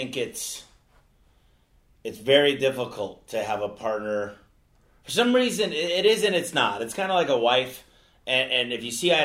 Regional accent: Michigan, United States; we're both from Michigan

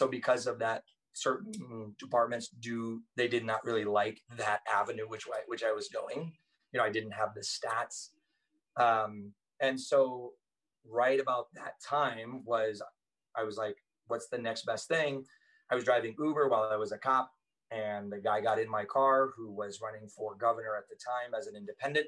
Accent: Thailand; now in United States; what was the point of growing up in Thailand? I thought I would live there the rest of my life.

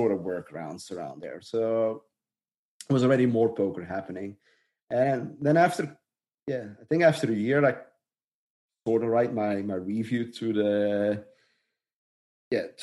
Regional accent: Dutch-speaking part of Belgium, Flanders, Belgium; I'm from the Dutch speaking part.

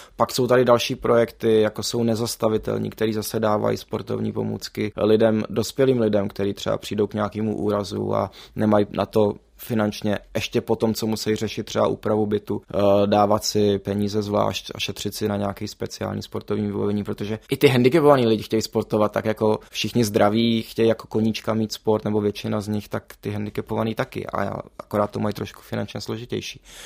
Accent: Prague, Czechia; jak jsem pražský dítě, tak my jsme s rodičema nikdy nejezdili na hory

